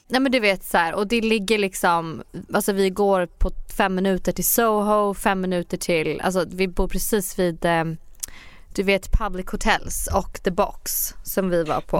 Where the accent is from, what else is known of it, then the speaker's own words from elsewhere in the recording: Sweden; moved away as an adult; now in New York, United States; jag sa att jag var från Sverige.